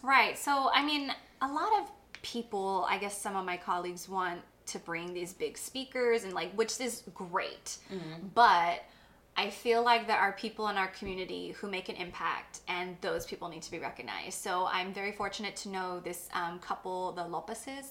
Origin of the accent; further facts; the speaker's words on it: Corpus Christi, Texas, United States; I come from Corpus, I come from a certain part of Corpus, I'm Mexican American